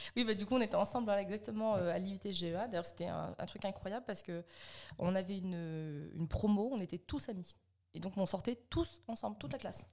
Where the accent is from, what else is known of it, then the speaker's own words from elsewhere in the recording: Alençon, Normandy, France; also born or lived in Caen / Montivilliers; je suis née à Caen et puis après, en fait, je suis toujours restée en Normandie. Hein. je suis partie à Montivilliers à côté du Havre. Après, on est, on est arrivé à côté d'Alençon. Donc j'ai passé mes 5 ans à 17 ans juste à côté d'Alençon